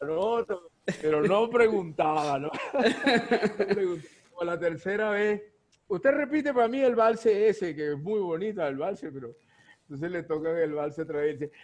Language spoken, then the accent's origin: Spanish; Ciudad Bolívar, Bolívar, Venezuela; desde pequeño yo siempre, mi, mis hermanos, y casi todos los cuatristas de Ciudad Bolívar usamos eso